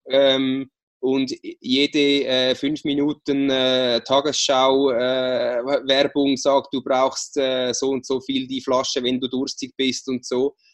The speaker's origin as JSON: {"language": "German", "country": "Switzerland", "said": "jetzt hast du fünf Monate äh, keine Schokolade gegessen, was als Schweizer ja wirklich was sehr Schlimmes ist."}